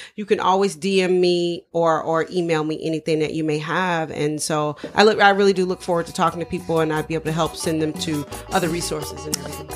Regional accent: Dayton, Ohio, United States; moved away; I'm from, originally from Ohio. We're all from Dayton, Ohio

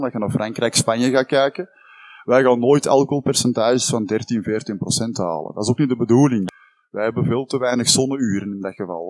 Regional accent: Campine, Flanders, Belgium; wij komen uit Hertje Kempen

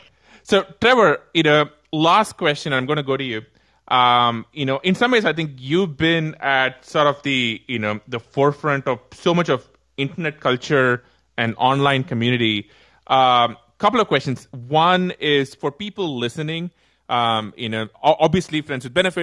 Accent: India; I come from India

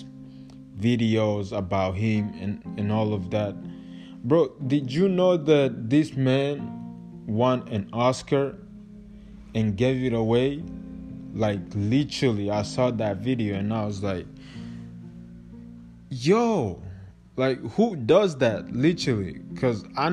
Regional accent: Kigali, Rwanda; moved away; I'm like half Congolese, half Rwandese, but I was born and raised in Rwanda, Kigali

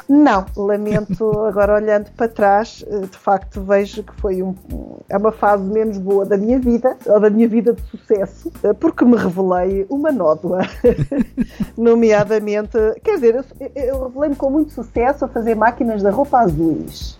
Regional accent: Aveiro, Centro, Portugal; also born or lived in Caparica, Portugal; eu nasci em Aveiro

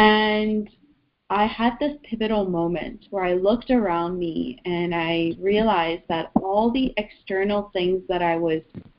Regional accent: Iran; now in Canada; we moved from Iran to Canada, and then within Canada we moved a few times, so I had to change schools.

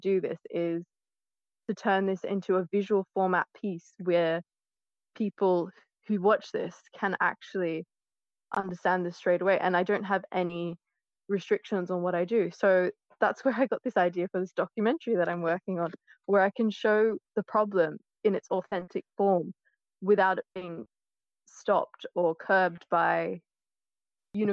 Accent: Australia; moved away as an adult; also born or lived in London / Oxford; now in United Kingdom; I was born in Australia

